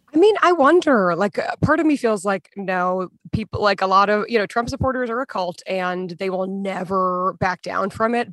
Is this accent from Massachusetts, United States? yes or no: yes; Massachusetts, United States; moved away; I'm from Massachusetts originally